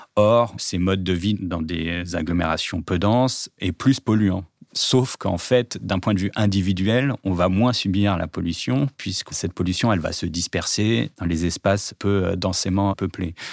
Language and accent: French; Nanterre, Île-de-France, France; j'ai grandi à Nanterre-Préfecture